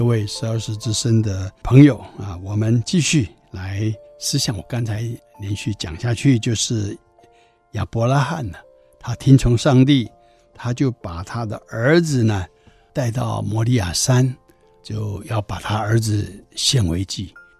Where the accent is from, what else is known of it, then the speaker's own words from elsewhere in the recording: Taiwan; 我们台湾人过去的民间宗教风俗